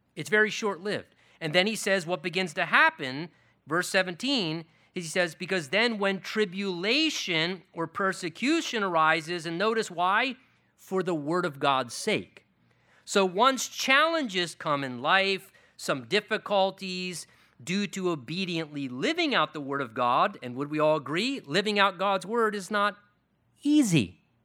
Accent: United States

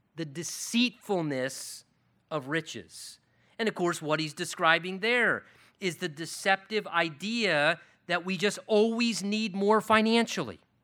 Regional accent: United States

